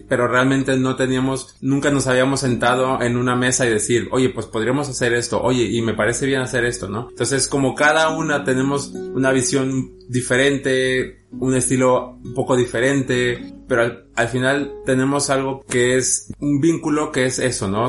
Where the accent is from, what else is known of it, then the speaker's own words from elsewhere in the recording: Guadalajara, Jalisco, Mexico; also born or lived in Mexico City; now in Madrid, Spain; Realmente nací en la Ciudad de México, pero bueno, crecí en la ciudad de Guadalajara, la perla tapatía